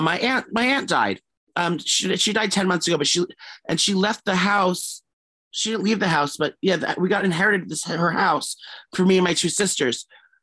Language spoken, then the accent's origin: English; New York City, New York, United States; Gramercy is in New York City, my hometown.